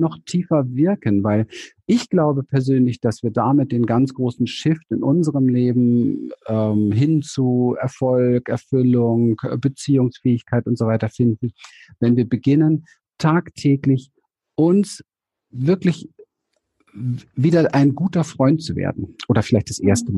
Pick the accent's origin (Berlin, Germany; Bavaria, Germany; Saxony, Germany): Berlin, Germany; ich bin aufgewachsen in Berlin, ich komme aus dem Ghetto, ich bin ein Hinterhofskind